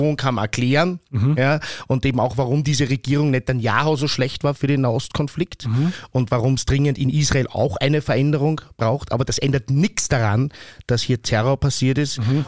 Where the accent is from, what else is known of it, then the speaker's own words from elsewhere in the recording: Vienna, Austria; ich bin aus Wien, aber ich habe aus meiner Schulzeit keinen Freund mehr aus meiner Klasse